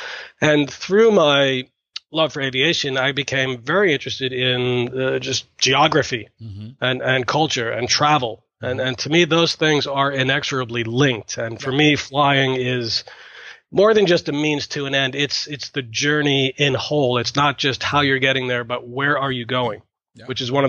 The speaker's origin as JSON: {"language": "English", "region": "Massachusetts", "country": "United States", "tie": "born or raised there", "said": "I live in Boston in the U.S. I'm an airline pilot. I've been an airline pilot for about 25 years. I grew up in Massachusetts in the U.S."}